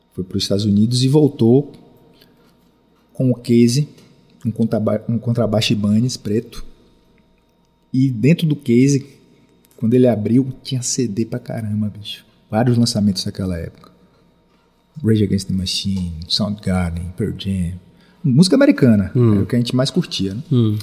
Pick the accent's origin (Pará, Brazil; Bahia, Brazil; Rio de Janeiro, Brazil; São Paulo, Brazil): Bahia, Brazil; Salvador; eu sou daqui de Salvador, final dos anos 70